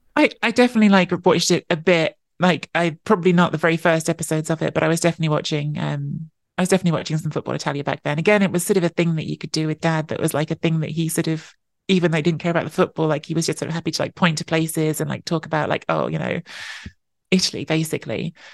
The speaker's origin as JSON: {"language": "English", "region": "London", "country": "United Kingdom", "tie": "born or raised there", "also_born_or_lived": "Canada", "said": "I was born and grew up in London"}